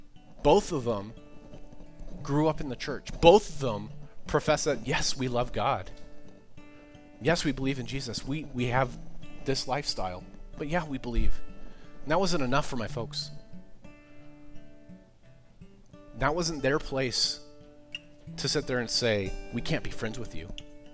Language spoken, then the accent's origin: English; East Coast, United States; I'm always consider myself a fast talker. I grew up on the East Coast, like I said.